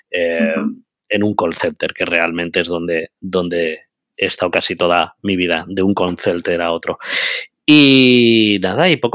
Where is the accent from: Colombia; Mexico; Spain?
Spain; Úbeda, Andalusia; moved away as an adult; now in Madrid, Spain; Yo vine a Madrid con 18 añitos, aunque no se me note por el acento, yo soy de Jaén, de Úbeda.